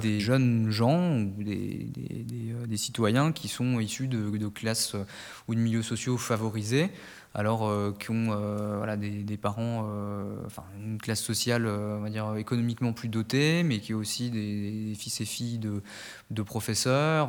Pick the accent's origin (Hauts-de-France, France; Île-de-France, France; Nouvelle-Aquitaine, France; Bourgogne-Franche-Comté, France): Bourgogne-Franche-Comté, France; Nièvre, Burgundy; moved away as an adult; also born or lived in Paris; je viens du département de la Nièvre en Bourgogne